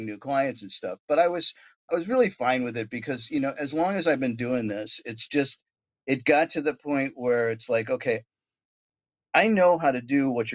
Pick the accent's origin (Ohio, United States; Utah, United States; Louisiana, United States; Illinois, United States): Ohio, United States; University Heights; Growing up, I grew up outside of Cleveland in a little town called University Heights, Ohio.